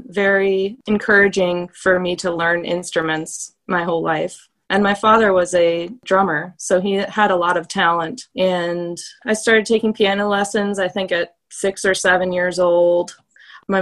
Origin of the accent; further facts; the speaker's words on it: Blacksburg, Virginia, United States; moved away as an adult; also born or lived in Asheville, North Carolina; I was born here in Blacksburg, Virginia, where I am currently, and I was really lucky to have a lot of time to spend connecting with nature as a child